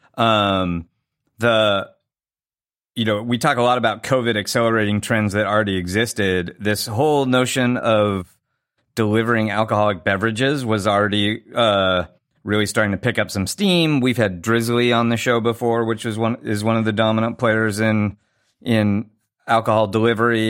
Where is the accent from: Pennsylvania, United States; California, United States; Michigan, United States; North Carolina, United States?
California, United States; Southern; I grew up in Southern California